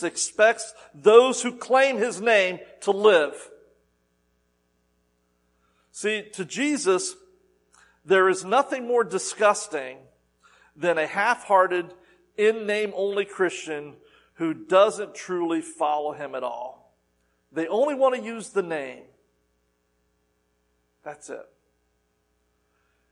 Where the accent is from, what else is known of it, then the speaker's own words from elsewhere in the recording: the South, United States; I'm from the South